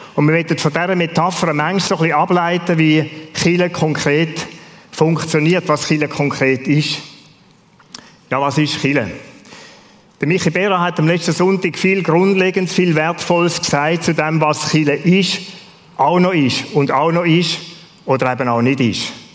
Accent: Switzerland; als Schweizer

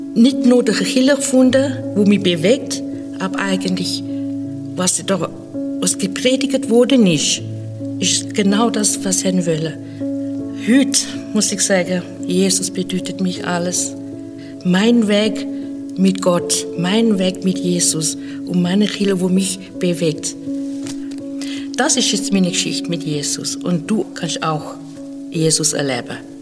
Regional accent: Zimbabwe; now in Switzerland; Ich bin aufgewachsen in Afrika, in Simbabwe und seit einigen Jahren schon in der Schweiz

